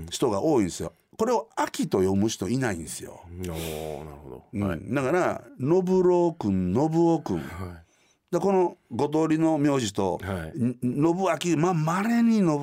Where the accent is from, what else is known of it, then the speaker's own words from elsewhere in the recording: Sakai, Osaka, Japan; born there; also born or lived in Kanazawa / Nagoya / Konan; うんはい、僕大阪の堺で生まれました、はい、3歳の時には石川県の金沢今大変